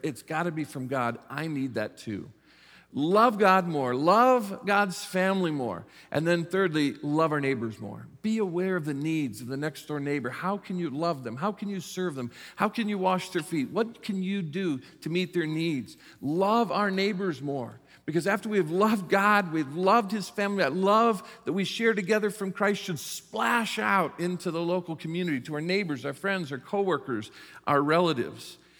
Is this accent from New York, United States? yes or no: no; South Bend, Indiana, United States; I was raised in the South Bend, Mishawaka area in northern Indiana